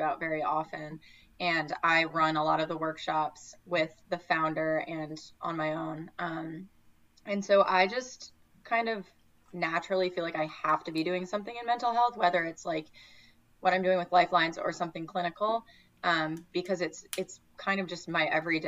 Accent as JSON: {"language": "English", "region": "Connecticut", "country": "United States", "tie": "born or raised there", "also_born_or_lived": "New York City", "moved": "yes", "said": "I grew up in Connecticut in a very homogenous town"}